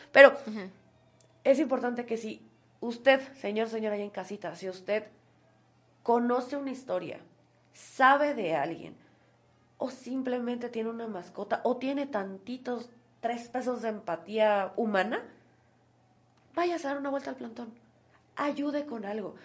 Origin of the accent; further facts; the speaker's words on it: Oaxaca, Mexico; como oaxaqueños